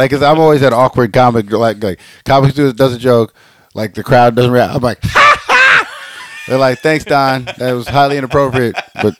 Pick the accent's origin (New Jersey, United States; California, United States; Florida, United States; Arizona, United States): California, United States; growing up in Cali, there was always a little bit, and I never felt it living in the Valley directly because I had lots of friends that were Mexican, right?